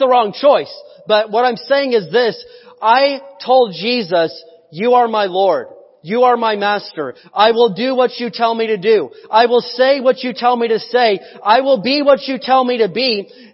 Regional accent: United States; I was born in America

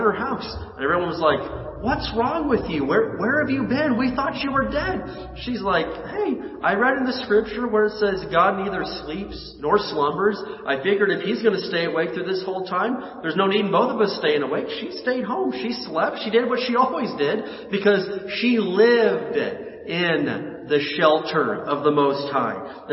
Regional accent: Indiana, United States; moved away as an adult; now in California, United States; growing up in Indiana, we had tornadoes. And my senior year of high school, a tornado came and took the roof off of the school

